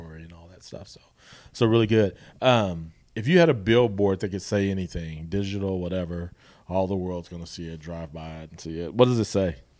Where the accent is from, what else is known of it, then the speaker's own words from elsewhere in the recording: Guthrie, Oklahoma, United States; I'm from Guthrie